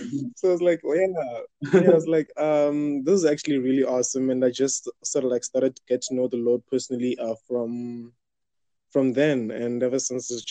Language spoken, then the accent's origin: English; South Africa; I'm from South Africa